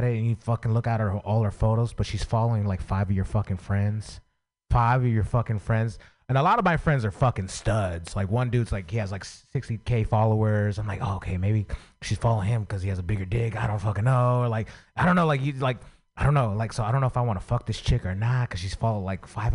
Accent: San Francisco, California, United States; I grew up in San Francisco

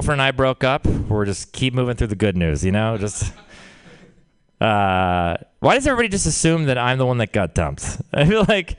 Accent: Texas, United States; I'm from Texas

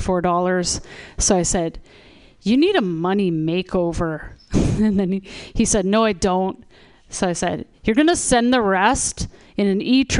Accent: Canada; also born or lived in Toronto; now in Vancouver, Canada; I'm from Canada

